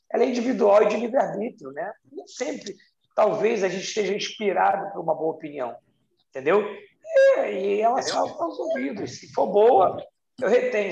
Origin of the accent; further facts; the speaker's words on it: Rio de Janeiro, Brazil; da minha cidade, minha cidade natal, onde eu amo, sou apaixonado, que é o Rio de Janeiro